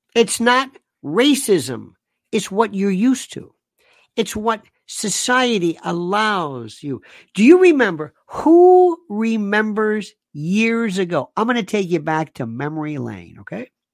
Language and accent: English; Florida, United States; I'm from the South. I'm from Florida